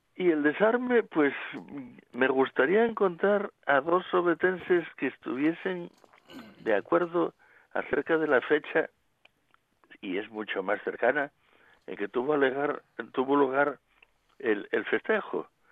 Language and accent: Spanish; Asturias, Spain; somos los asturianos